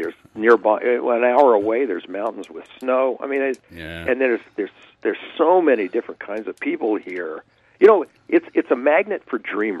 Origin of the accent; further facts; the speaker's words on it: Louisiana, United States; moved away as an adult; now in Los Angeles, United States; I grew up in swampland in Louisiana.